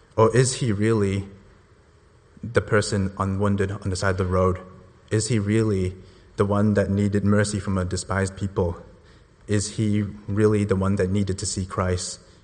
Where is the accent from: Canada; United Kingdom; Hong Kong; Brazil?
Hong Kong; moved away as an adult; I immigrated here from Hong Kong about eight years ago